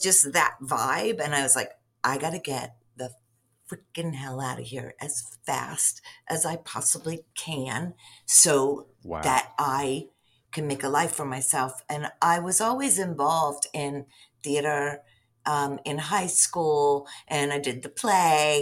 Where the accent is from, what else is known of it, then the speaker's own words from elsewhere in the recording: outside Latrobe, Western Pennsylvania, United States; moved away as an adult; also born or lived in New York City; I grew up in Western Pennsylvania and in kind of like a small coal town outside of Latrobe, Pennsylvania